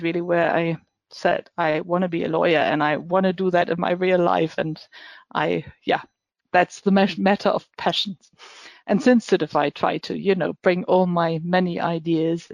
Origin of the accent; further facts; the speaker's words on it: Hamburg, Germany; now in Düsseldorf, Germany; I am born in Hamburg